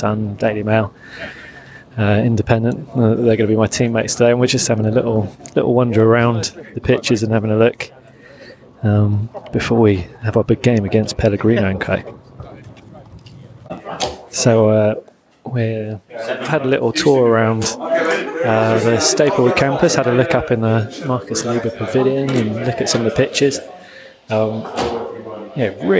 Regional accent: United Kingdom; I'm British

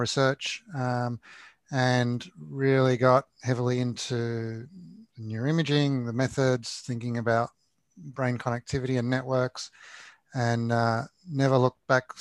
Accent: Australia

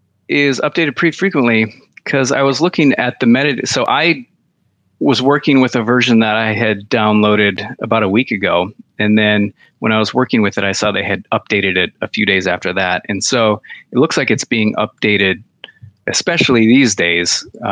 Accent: Michigan, United States; this hospital, which Sparrow Hospital, my hometown hospital, and the number of beds that they've got

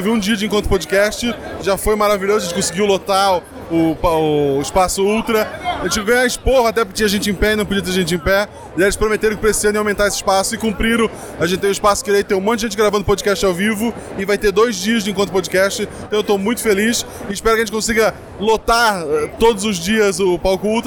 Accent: Gaspar, Santa Catarina, Brazil; eu sou de Gaspar Santa Catarina.

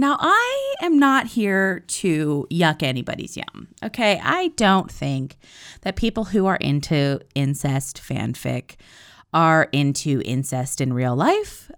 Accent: East Coast, United States; I'm from the East Coast

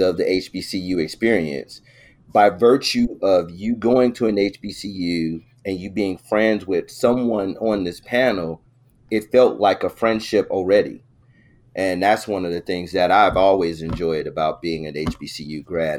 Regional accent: Chicago, Illinois, United States; I was this kid from the South Side of Chicago

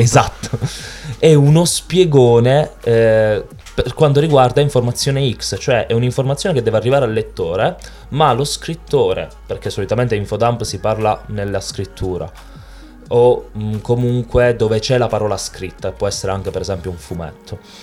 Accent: Apulia, Italy; In Italia, eh, io sono pugliese, abbiamo una cultura culinaria del pesce straordinaria

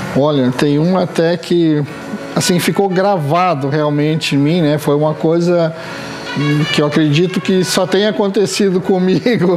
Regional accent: Gramado, Rio Grande do Sul, Brazil; also born or lived in Lages, Santa Catarina; eu sou natural de Lages, Santa Catarina, mas já resido em Gramado há 45 anos

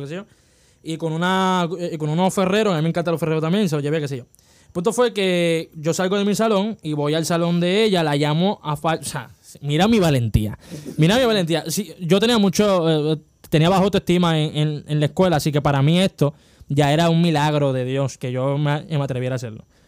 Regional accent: Las Piedras, Puerto Rico; en cuarto grado, en la Academia de Enseñanza Moderna, que está cerrada ahora mismo en Las Piedras

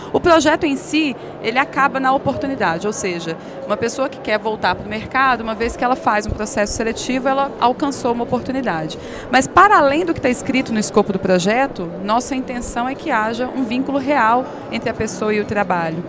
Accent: Belo Horizonte, Minas Gerais, Brazil; moved away as an adult; also born or lived in São Paulo; Eu sou de Belo Horizonte, com muita alegria, embora eu tenha morado em São Paulo por sete anos

